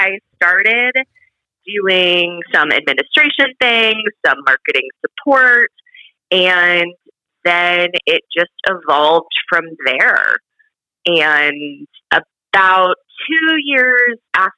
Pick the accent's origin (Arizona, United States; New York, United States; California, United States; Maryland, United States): California, United States; Southern; moved away as an adult; now in Texas, United States; I grew up in Southern California, and I moved out to Texas